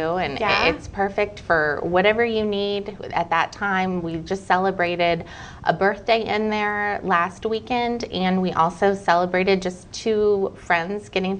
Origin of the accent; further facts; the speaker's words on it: Midwest, United States; Not originally. I'm originally from the Midwest, but my husband John and I have moved all over.